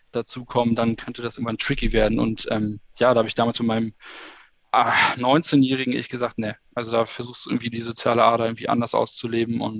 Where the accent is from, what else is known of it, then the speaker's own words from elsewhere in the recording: Schleswig-Holstein, Germany; born there; now in Hamburg, Germany; ich bin 33 Jahre alt, äh, geboren in Schleswig-Holstein und lebe seit zehn Jahren in Hamburg